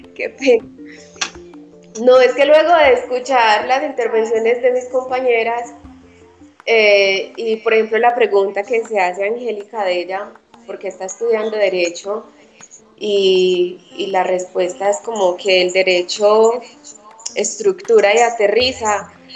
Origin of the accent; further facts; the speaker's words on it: Colombia; como colombianos